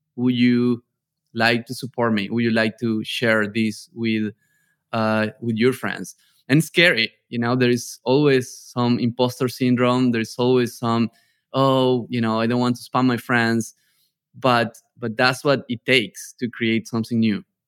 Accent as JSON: {"language": "English", "area": "a small town in the north of Argentina", "region": "northern Argentina", "country": "Argentina", "also_born_or_lived": "Barcelona, Spain / New York, United States", "second_language": "English", "moved": "as an adult", "said": "I'm from a small town in the north of Argentina"}